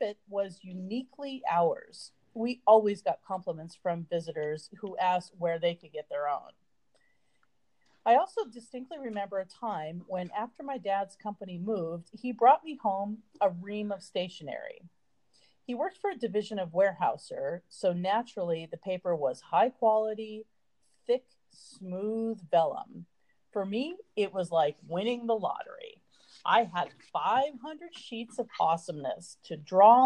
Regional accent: California, United States; I'm a native Californian, born and raised on the West Coast

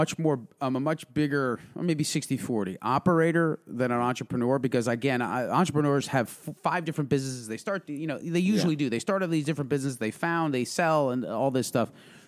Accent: Milltown, New Jersey, United States; I grew up in Milltown.

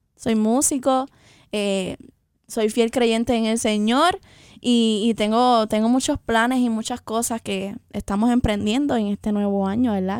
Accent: Puerto Rico; Y somos, ambas somos puertorriqueñas, de pura cepa

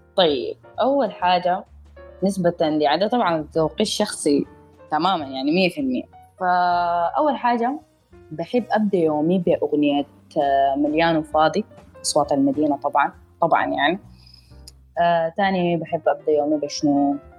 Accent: Sudan; انا سودانيه

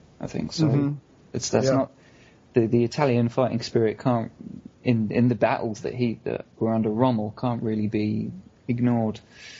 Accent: United Kingdom; as a British person as well

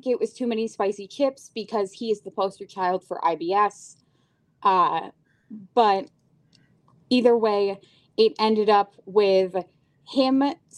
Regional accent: Syracuse, New York, United States; growing up in Syracuse, New York.

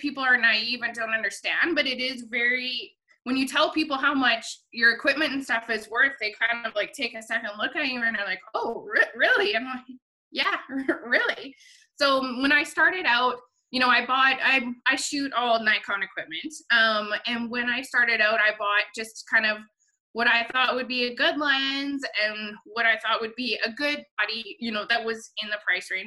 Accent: Rocky Mountain House, Alberta, Canada; My hometown rodeo of Rocky Mountain House

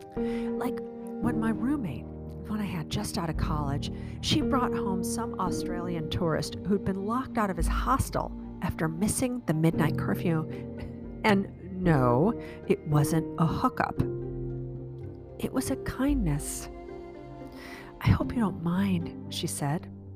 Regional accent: Chicago, Illinois, United States; moved away as an adult; also born or lived in Prague / San Francisco; now in Virginia, United States; I'm a Chicagoan. That's where I grew up

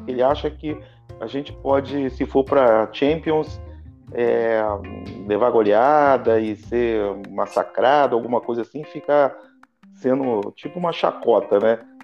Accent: Brazil; eu sou brasileiro

